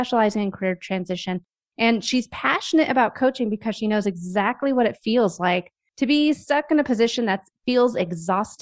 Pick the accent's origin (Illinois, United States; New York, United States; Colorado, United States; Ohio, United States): Colorado, United States; Denver; I'm from Denver. I live maybe 4 miles from where I grew up